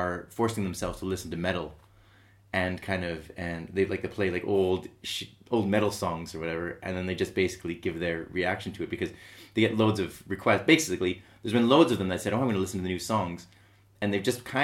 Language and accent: English; Manchester, North West England, United Kingdom; I'm from South Manchester. I live in South Manchester